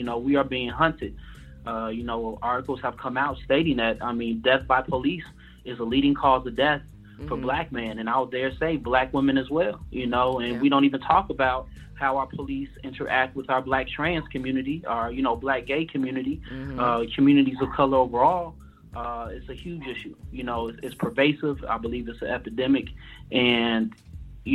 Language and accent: English; Chicago, Illinois, United States; I'm from Chicago